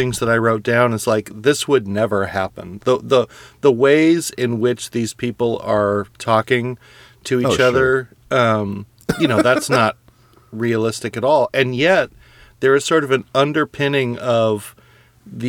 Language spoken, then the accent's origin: English; California, United States; I grew up in California